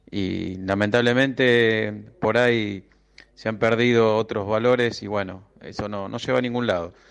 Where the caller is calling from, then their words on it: Liniers, Buenos Aires, Argentina; Soy …, acá de Liniers, socio de San Lorenzo.